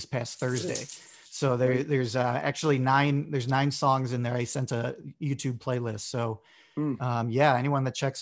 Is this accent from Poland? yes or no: no; Bolingbrook, Illinois, United States; I'm from Bolingbrook, Illinois, in the US. And yeah, so just outside of Chicago